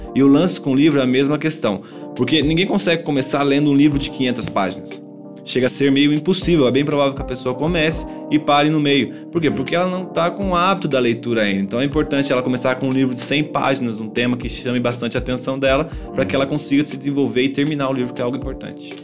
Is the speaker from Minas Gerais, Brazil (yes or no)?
yes; Cambuí, Minas Gerais, Brazil; moved away as an adult; sou natural de Cambuí, uma cidade do sul de Minas